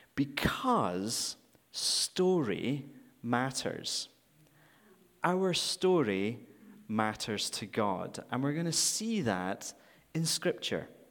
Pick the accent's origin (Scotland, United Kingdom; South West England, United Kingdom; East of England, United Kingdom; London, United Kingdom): Scotland, United Kingdom; moved away as an adult; now in Vancouver, Canada; I'm from, if you haven't already detected, I'm from Scotland